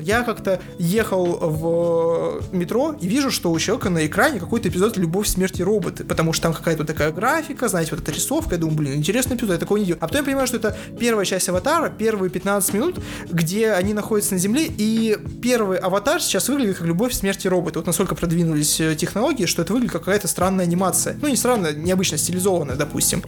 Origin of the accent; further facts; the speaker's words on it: Achinsk, Krasnoyarsk Krai, Russia; Я как человек из Ачинска говорю, люди реально так и развлекаются в маленьких городах